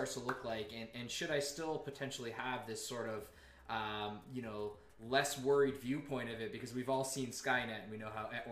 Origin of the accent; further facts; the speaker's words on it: Canada; I'm not American, I'm Canadian